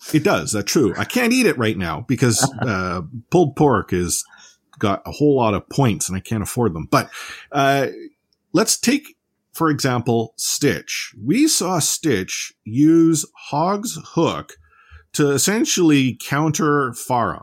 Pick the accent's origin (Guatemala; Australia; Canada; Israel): Canada; we're Canadian